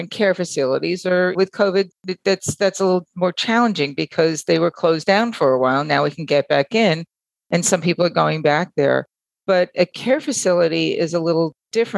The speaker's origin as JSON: {"language": "English", "area": "Long Island", "region": "New York", "country": "United States", "tie": "born or raised there", "said": "As a kid, I remember in the neighborhood and the community that I grew up in Long Island"}